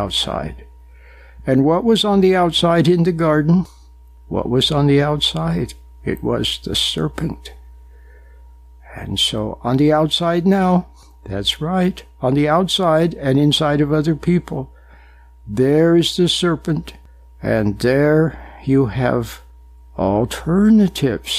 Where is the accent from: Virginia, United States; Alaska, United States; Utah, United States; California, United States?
Utah, United States; Back in the 50s and 60s, I was growing up in Utah, a very nice place